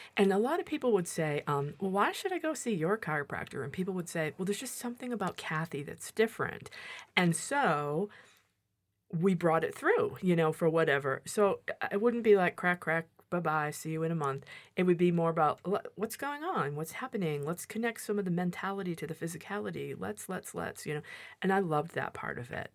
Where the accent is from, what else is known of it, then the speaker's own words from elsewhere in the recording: Massachusetts, United States; moved away as an adult; also born or lived in Santa Barbara, California; I grew up here in Massachusetts